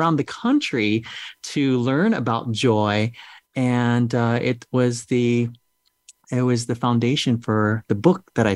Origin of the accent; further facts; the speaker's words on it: United States; also born or lived in Vietnam; growing up in America